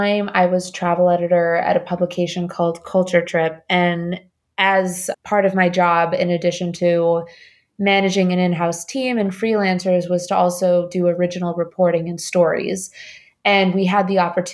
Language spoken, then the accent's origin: English; Bogotá, Colombia; moved away; also born or lived in Indiana / New York; I was born in Bogota. My family left the country after a bomb went off about a block away from our apartment in Bogota.